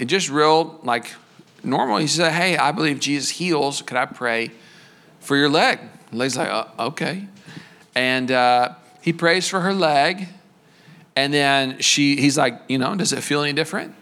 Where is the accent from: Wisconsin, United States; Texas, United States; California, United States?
Texas, United States; We're from Texas